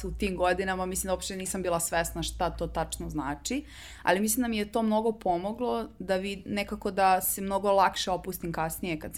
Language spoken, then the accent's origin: Croatian; Belgrade, Serbia; also born or lived in Iowa / Birmingham / Belgium; uh, ja sam iz Beograda